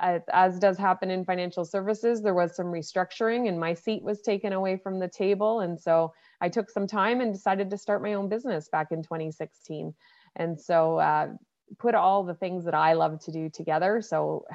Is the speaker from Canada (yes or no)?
yes; Nova Scotia, Canada; now in Toronto, Canada; I grew up on the East Coast in Nova Scotia, and then over the years made my way to Toronto, Ontario.